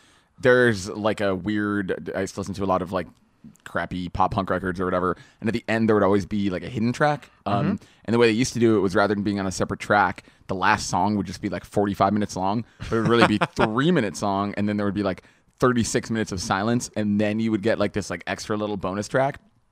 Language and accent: English; New England, United States; probably by virtue of I grew up in New England and ate that a lot.